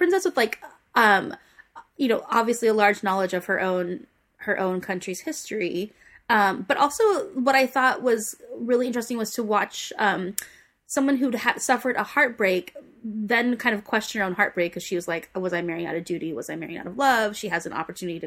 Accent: United States; Being an American

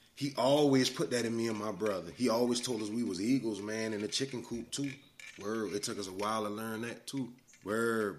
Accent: Orangeburg, South Carolina, United States; I was born in Orangeburg, South Carolina, man, 1983, June 7th. I lived there, you know, through elementary school or whatnot.

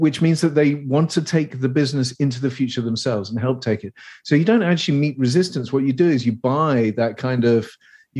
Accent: England, United Kingdom; accent: posh; Obviously, I'm English. I'm from the United Kingdom. I live in the UK mostly

